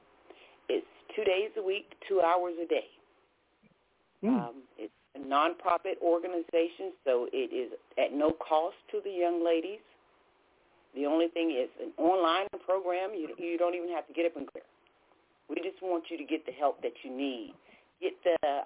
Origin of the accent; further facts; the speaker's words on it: Bridgeport, Connecticut, United States; now in Charlotte, United States; I'm actually from Bridgeport, Connecticut, but we're right here in Charlotte, North Carolina